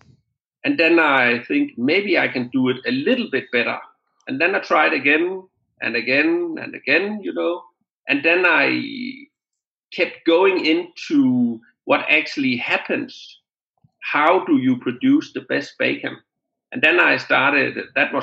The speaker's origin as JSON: {"language": "English", "area": "south part of Denmark", "region": "Southern Denmark", "country": "Denmark", "tie": "born or raised there", "said": "Rented a small butchery close to my hometown in that south part of Denmark, a few hours away from Copenhagen"}